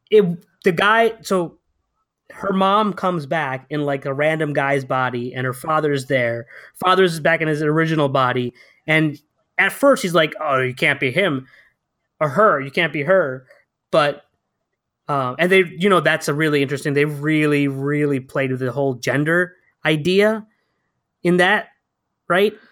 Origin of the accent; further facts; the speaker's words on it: Connecticut, United States; because I, I grew up in Connecticut, so I was like, all you white people have to like makeup up to look different. I'm just brown, so I already